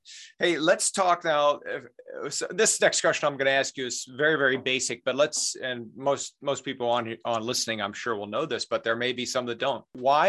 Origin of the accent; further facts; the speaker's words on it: Pittsburgh, Pennsylvania, United States; Being from Pittsburgh